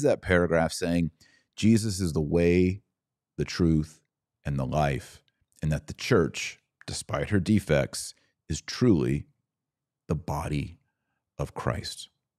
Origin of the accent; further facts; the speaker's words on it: Texas, United States; And I didn't grow up in the Bavarian Hills, but I grew up in Texas. And the beauty of Texas and the Rio Grande and the hill country and the pine forests of Tyler, Texas